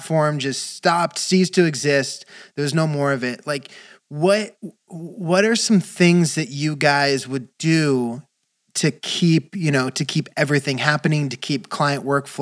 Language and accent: English; Valencia, California, United States; I grew up in Valencia